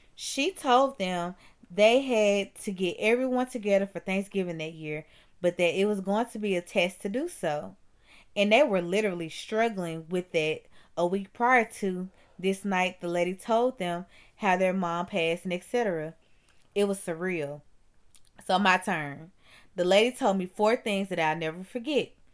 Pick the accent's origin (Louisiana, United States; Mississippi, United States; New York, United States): Mississippi, United States; I'm from Mississippi